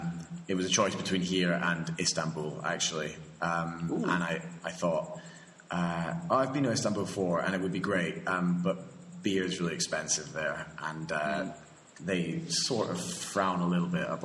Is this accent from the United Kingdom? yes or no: yes; Scotland, United Kingdom; moved away as an adult; also born or lived in Madrid, Spain; now in La Campaña, Spain; they needed another Scottish person to staff it, and that was where I came